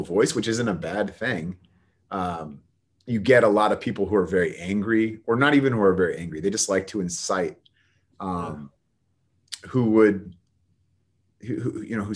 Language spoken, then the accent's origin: English; Bay Area, California, United States; I'm from the Bay Area